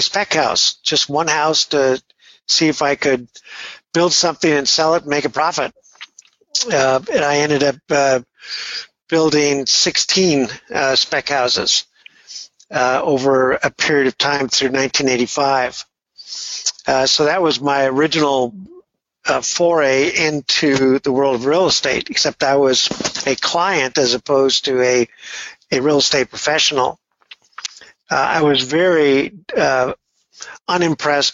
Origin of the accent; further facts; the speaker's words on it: Redondo Beach, California, United States; now in San Francisco, United States; I grew up just a block from the pier in Redondo Beach